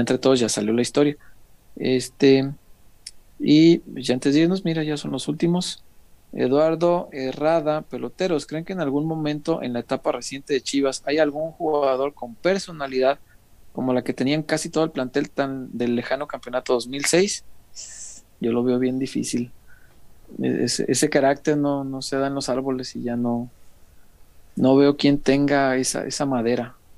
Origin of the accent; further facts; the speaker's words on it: Mexico; Yo soy de la Morelos, barrio